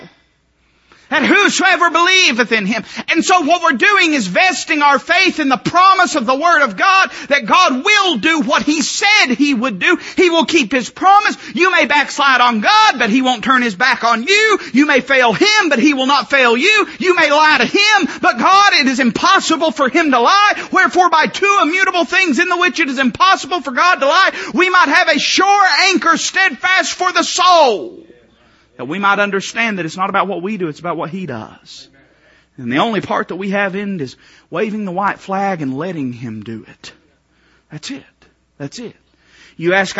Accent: Appalachia, United States; I am Welsh, Irish, Scottish, German, hillbilly. That's what I am. I think my birth certificate actually says that. I'm really more Appalachian American than I am anything

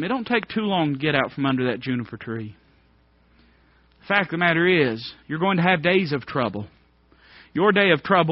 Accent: Appalachia, United States; I'd say, I'm hillbilly. That's what I am. I mean, I'd say, well, I'm American. If you say, no, what are you really? I'd say, well, I'm Appalachian American.

